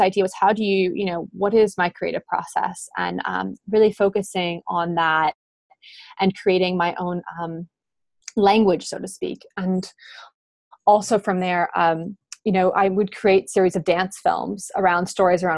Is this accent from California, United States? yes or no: no; Albuquerque, New Mexico, United States; I grew up in Albuquerque, New Mexico, in the United States